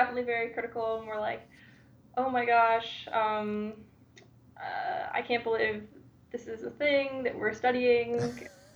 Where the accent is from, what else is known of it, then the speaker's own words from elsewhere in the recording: Sarasota, Florida, United States; moved away as an adult; now in Tulsa, United States; I am from Sarasota, Florida. It's in the Southwest Coast, and I went elementary, middle, high school there